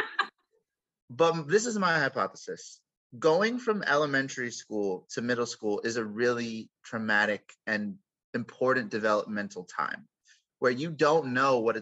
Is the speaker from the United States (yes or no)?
yes; Los Angeles, California, United States; I grew up in Los Angeles.